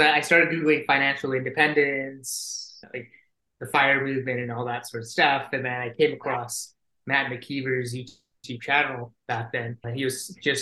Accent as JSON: {"language": "English", "country": "Singapore", "moved": "as an adult", "lives_now": "Calgary, Canada", "said": "I'm originally from Singapore and they've got mandatory conscription there"}